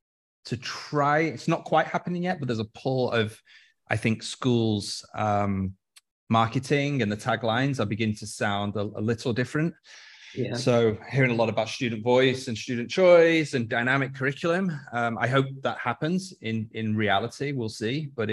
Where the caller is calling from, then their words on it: Dubai, United Arab Emirates; I'm phoning in from Dubai, downtown Dubai.